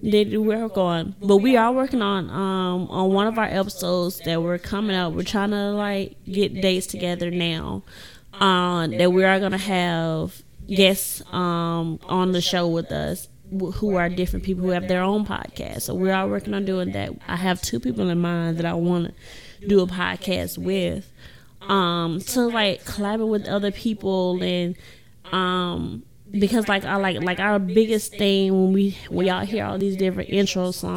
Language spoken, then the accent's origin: English; Indianola, Mississippi, United States; raised in the great city of Indianola